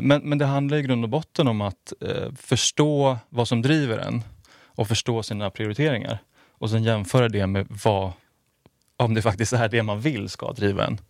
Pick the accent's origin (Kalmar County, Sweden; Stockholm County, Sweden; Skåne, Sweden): Stockholm County, Sweden; outside Stockholm; also born or lived in Skärholmen; jag är född utanför Stockholm. Har bott eh, utanför Stockholm, flyttat in till Kungsholmen nu.